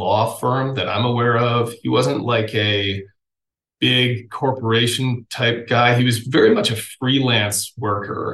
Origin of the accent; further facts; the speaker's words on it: Massachusetts, United States; moved away as an adult; also born or lived in England; now in Montana, United States; I am from Massachusetts. I was born in Massachusetts at Mass General, Cambridge, Mass